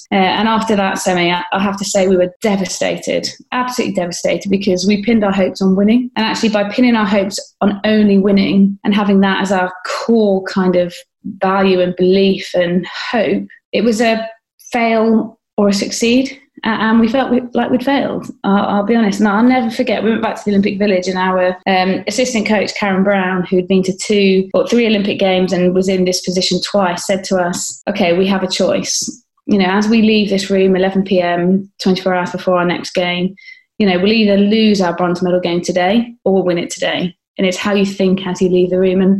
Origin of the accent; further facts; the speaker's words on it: United Kingdom; there was a real sense of pride as a British athlete that you know, we'd put this on.